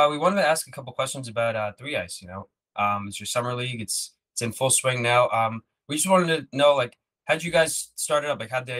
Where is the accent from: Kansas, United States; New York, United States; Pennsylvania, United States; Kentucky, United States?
New York, United States; Long Island; we're all from Long Island, so we all know him.